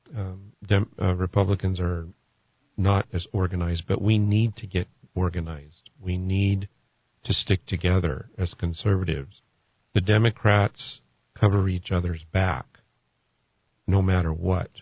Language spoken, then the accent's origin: English; California, United States; moved away as an adult; now in New Mexico, United States; I'm originally from California, and I moved here in 2017